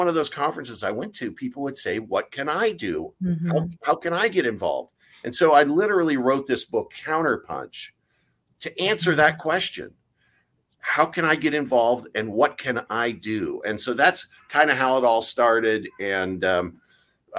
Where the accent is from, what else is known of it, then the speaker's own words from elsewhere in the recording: Seattle, Washington, United States; moved away as an adult; I'm originally from Seattle